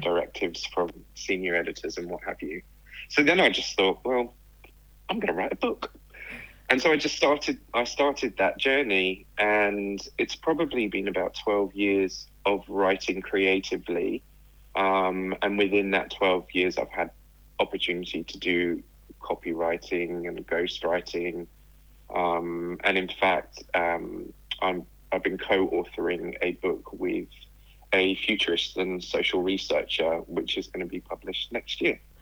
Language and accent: English; England, United Kingdom; moved away as an adult; also born or lived in Australia; I grew up in England yeah. and was just outside of London